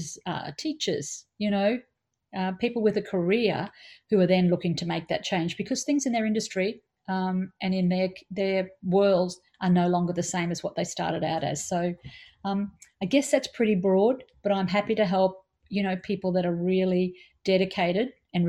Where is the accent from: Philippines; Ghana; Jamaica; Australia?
Australia; we're Australian